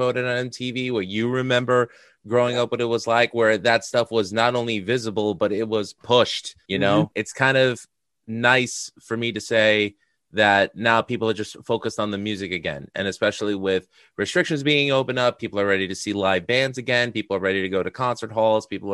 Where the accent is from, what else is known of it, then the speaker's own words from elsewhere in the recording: New York City, New York, United States; where I was from in Astoria, Queens